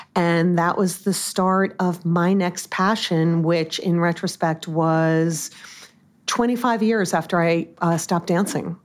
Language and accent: English; Long Island, New York, United States; also born or lived in Massachusetts; I grew up on Long Island